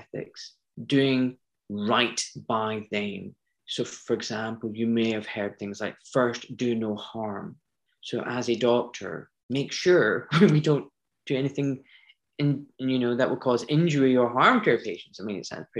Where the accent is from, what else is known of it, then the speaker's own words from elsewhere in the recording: Scotland, United Kingdom; moved away as an adult; also born or lived in Pakistan (parents); now in London, United Kingdom; I was born in Scotland